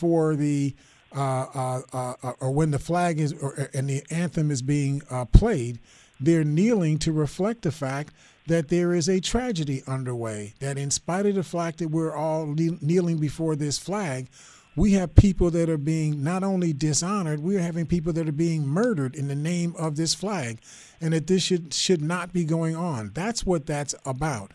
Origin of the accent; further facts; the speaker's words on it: United States; I'm an American